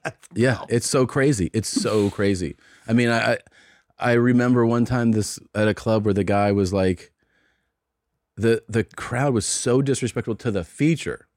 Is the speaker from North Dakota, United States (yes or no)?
no; Cincinnati, Ohio, United States; they know I'm from Cincinnati